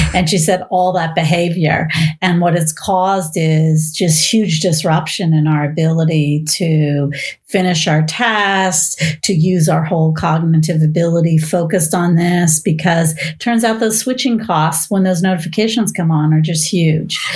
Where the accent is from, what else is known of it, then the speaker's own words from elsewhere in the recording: Bay Area, California, United States; I was born in the Bay Area before it was Silicon Valley